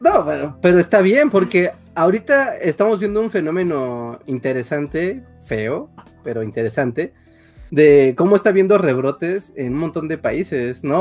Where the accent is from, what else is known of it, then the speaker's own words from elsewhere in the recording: Mexico; estamos en México, somos puros mexicanos